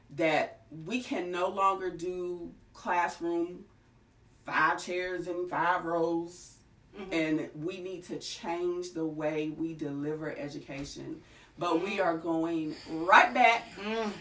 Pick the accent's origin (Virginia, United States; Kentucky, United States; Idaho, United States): Kentucky, United States; also born or lived in Nashville area, Tennessee; now in Nashville, United States; I am originally from Kentucky, grew up around in this area